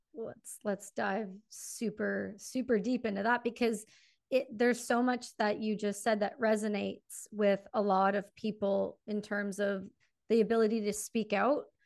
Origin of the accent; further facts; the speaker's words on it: Canada; me being Canadian